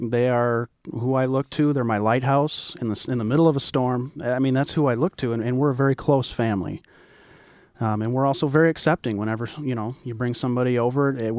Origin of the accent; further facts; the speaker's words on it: the Bible Belt, United States; I am from the Bible Belt, and she's not.